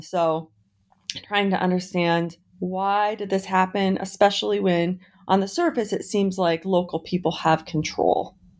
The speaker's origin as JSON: {"language": "English", "region": "Montana", "country": "United States", "tie": "born or raised there", "also_born_or_lived": "Sandpoint, Idaho / Dover, Idaho / Oregon", "moved": "as an adult", "lives_now": "Idaho, United States", "said": "I grew up in Montana, and I have both sides of my family are fifth generation Montanans"}